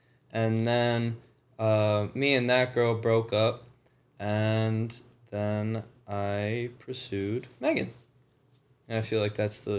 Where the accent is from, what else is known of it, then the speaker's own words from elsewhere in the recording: New York, United States; from New York.